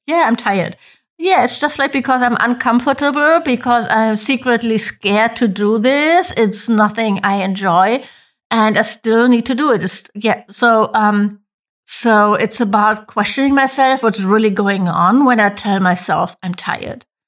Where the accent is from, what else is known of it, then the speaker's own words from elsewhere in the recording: Germany; I'm from Germany